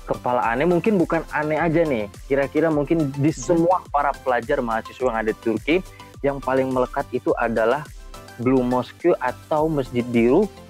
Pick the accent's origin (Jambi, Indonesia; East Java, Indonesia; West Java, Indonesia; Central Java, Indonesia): Jambi, Indonesia; now in Turkey; gue asal dari Indonesia, di Jambi, dan gue mahasiswa ilahiyat Zonggudak University.